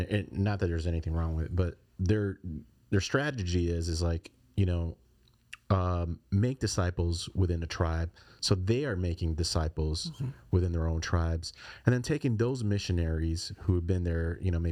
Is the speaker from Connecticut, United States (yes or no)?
no; Chicago, Illinois, United States; moved away as an adult; now in Laredo, United States; I'm from Chicago.